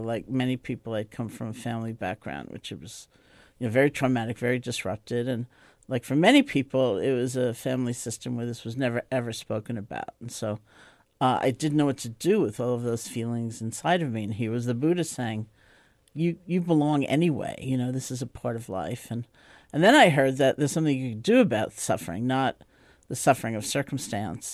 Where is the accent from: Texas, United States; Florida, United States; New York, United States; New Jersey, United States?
New York, United States; New York City; I grew up in New York City, in Washington Heights